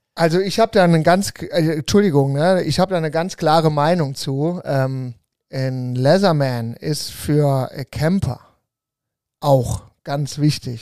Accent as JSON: {"language": "German", "area": "Mainz category", "region": "Rhineland-Palatinate", "country": "Germany", "moved": "yes", "lives_now": "Cologne, Germany", "said": "wo ich herkomme, feiert man ja Fasching und das ist auch sehr feuchtfröhlich. Ich bin ja eher so die Mainzer-Kategorie ähm, äh, vom Bundesland her"}